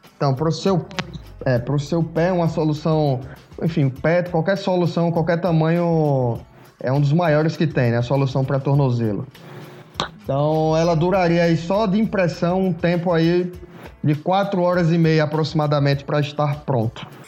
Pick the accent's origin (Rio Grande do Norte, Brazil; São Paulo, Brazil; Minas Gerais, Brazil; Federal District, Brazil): Rio Grande do Norte, Brazil; Natal; also born or lived in Pernambuco; Me formei em Natal, Rio Grande do Norte. Foi onde eu me criei maior parte do tempo aí, maior parte da minha vida foi lá.